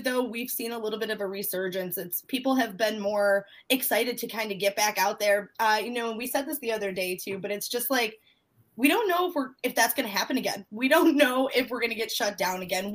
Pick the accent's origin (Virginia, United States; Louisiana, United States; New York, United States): New York, United States; Central; I'm from Central New York.